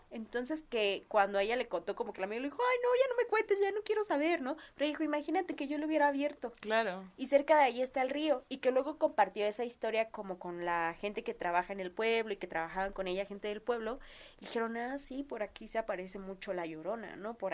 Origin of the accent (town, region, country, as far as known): Hermosillo, Sonora, Mexico